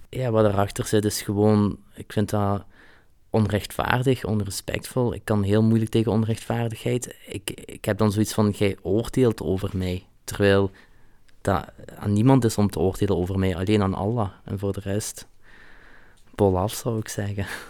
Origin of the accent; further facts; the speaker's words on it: Flanders, Belgium; also born or lived in Hasselt; ik ben hier geboren en getogen